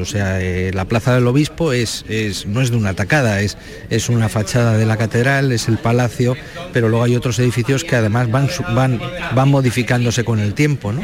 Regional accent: Madrid, Community of Madrid, Spain; now in Málaga, Spain; Soy madrileño, o sea que bueno, ya soy más malagueño que madrileño, llevamos más años aquí que allí, pero que, el ocio que teníamos eh, los chavales en Madrid en los 70, pues era salir a la calle.

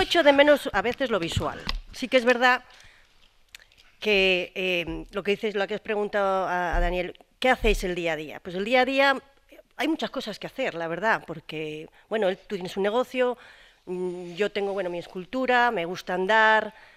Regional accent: Spain; now in Gaucín, Spain; yo soy española

